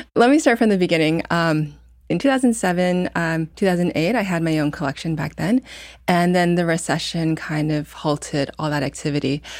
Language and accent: English; Indiana, United States; moved away; also born or lived in New York; I grew up in Indiana